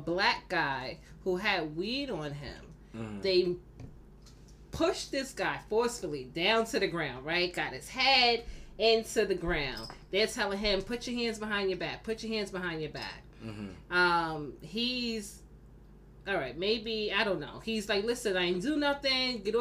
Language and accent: English; New York City, New York, United States; Born and raised in Brooklyn